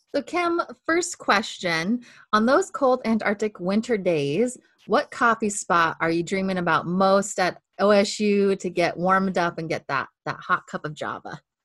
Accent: Montana, United States; now in Corvallis, United States; I grew up in Montana

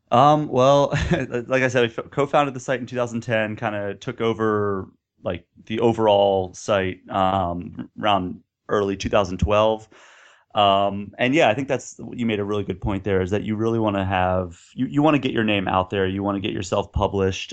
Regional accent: Baltimore, Maryland, United States; also born or lived in Pittsburgh / Austin, Texas; now in Minneapolis, United States; I grew up around Baltimore

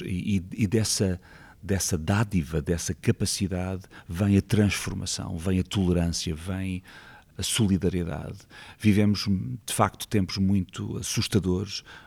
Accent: Lisbon, Portugal; also born or lived in Vilamoura, Algarve / Loulé; eu sou de Lisboa, mas passei lá a minha adolescência

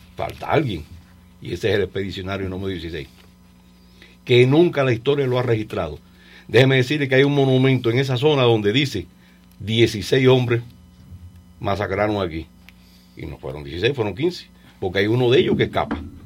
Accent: Mayarí, Holguín, Cuba; moved away as an adult; Yo descubrí la historia de Mayarí y de Cuba cuando empecé a trabajar en el museo de mi pueblo

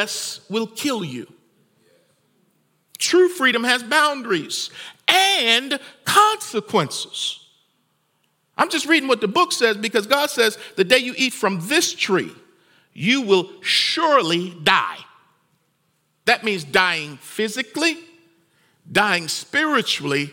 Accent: United States; I love being an American

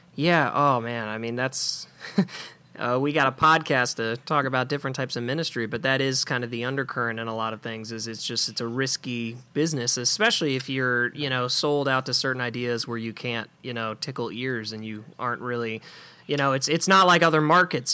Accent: Memphis, Tennessee, United States; I am from Memphis

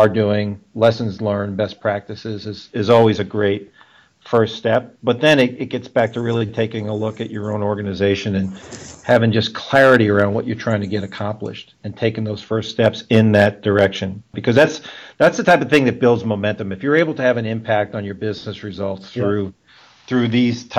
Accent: New York City, New York, United States; moved away; my hometown of Brooklyn

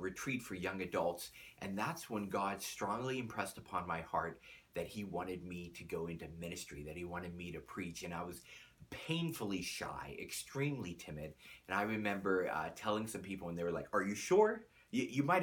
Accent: Chattanooga, Tennessee, United States; also born or lived in Pittsburgh, Pennsylvania; We ended up moving down to Tennessee when I was just a small boy.

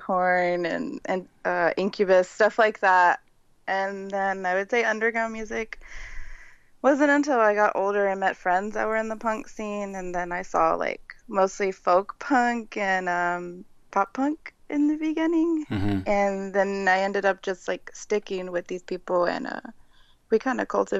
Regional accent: San Antonio, Texas, United States; I grew up in San Antonio. I still live here currently, San Antonio, Texas

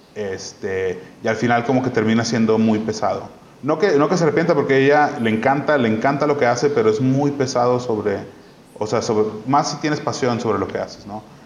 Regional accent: Mexico; also born or lived in Barcelona; de donde eres, en, o sea, en este caso México

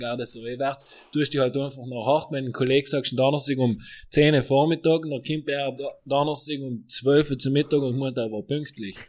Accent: South Tyrol, Trentino-Alto Adige, Italy; wir Südtiroler

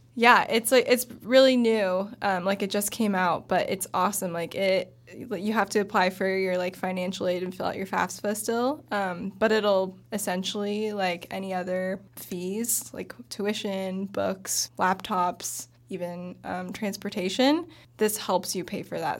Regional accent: Bend, Oregon, United States; I grew up in Bend in Central Oregon, went to Summit High School.

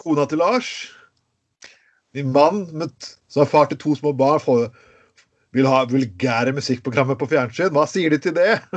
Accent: Telemark, Norway; jeg kom fra Telemark

